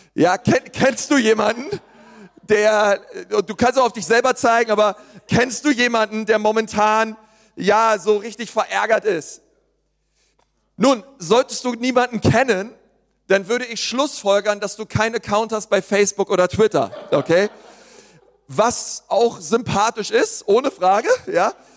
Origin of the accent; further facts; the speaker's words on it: Berlin, Germany; ich bin ja Berliner